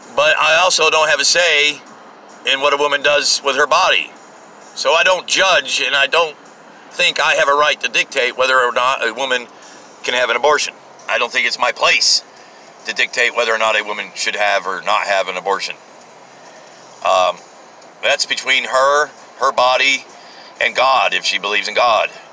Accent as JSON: {"language": "English", "country": "United States", "said": "I kind of like being American"}